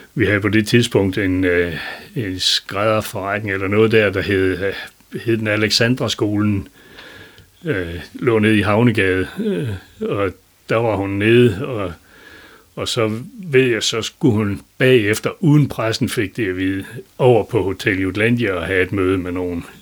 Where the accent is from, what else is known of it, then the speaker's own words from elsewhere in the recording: Lendum, North Denmark Region, Denmark; accent: Vendsyssel dialect; also born or lived in Elling; hjemme i Lendum